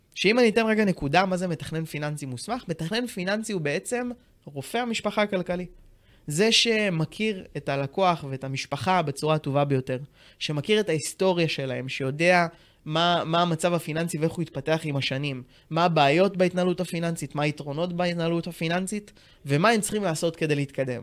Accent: Tiberias, Northern District, Israel; now in Ramat Gan, Israel; אני במקור מטבריה, גר היום ברמת גן עם אשתי דנה היקרה

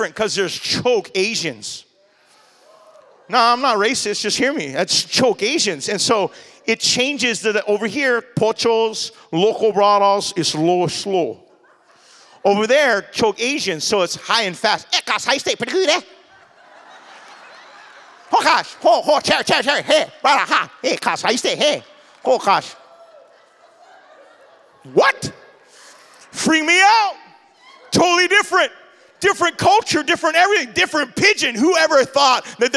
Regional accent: Maui, Hawaii, United States; accent: Hawaiian Pidgin; moved away as an adult; now in Oahu, United States; I'm from Maui

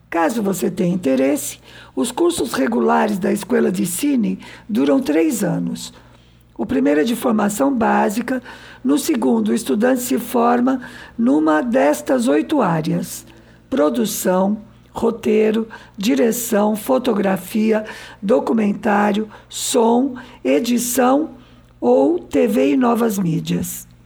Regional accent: Santos, São Paulo, Brazil; Eu nasci em Santos, é uma cidade

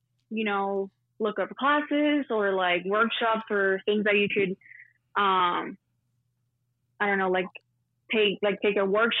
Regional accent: El Paso, Texas, United States; born there; I was born in El Paso, but then my parents are from Juarez, which is Mexico.

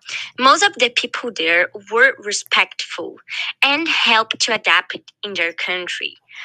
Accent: Brazil; now in Spain; I'm from Brazil, but I live in Spain for almost 3 years now. In 2017, my dad got a job there, so I moved with all my family.

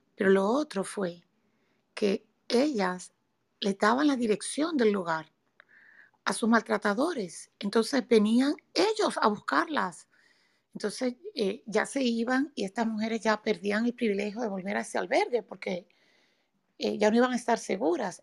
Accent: Dominican Republic; now in United States; yo vivo en Estados Unidos, soy dominicana

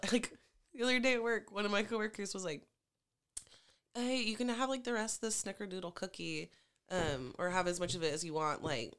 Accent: Hawaii, United States; As Hawaiian as I am

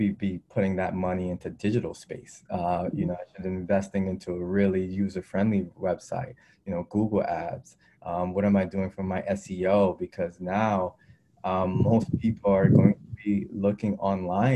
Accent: New York City, New York, United States; I grew up in Brooklyn, New York, inner city

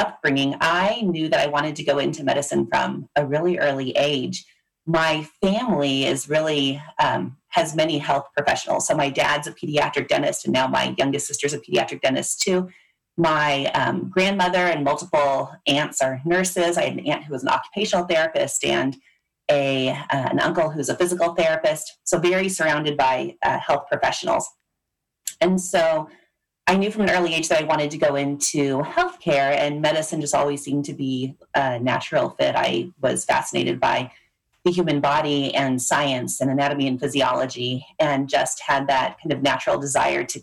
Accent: Loveland, Colorado, United States; also born or lived in Kansas City, Missouri; I came back to my hometown of Loveland, where I still live about an hour outside of Denver.

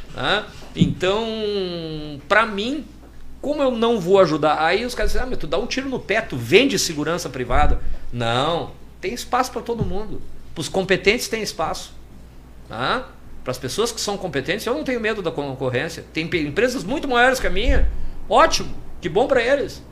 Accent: Porto Alegre, Rio Grande do Sul, Brazil; nascido e criado na Maria da Conceição

